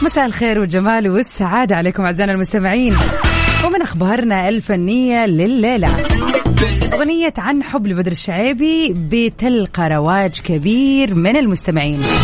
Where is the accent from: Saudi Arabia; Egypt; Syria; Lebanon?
Saudi Arabia; Jeddah, Makkah Province; عندنا في جدة هنا